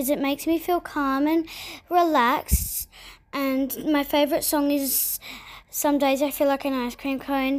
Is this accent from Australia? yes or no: yes; Australia; I'm 8 years old, and I'm from Australia.